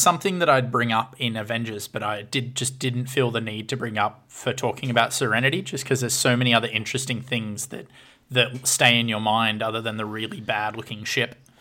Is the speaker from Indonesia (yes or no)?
no; Orange, New South Wales, Australia; my hometown is now on the Australian Monopoly board as the second best place